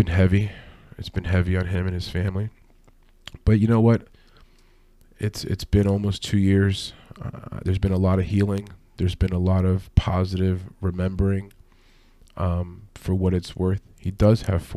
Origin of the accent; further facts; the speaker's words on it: New York City, New York, United States; I come from New York City. I was raised by parents who were very street savvy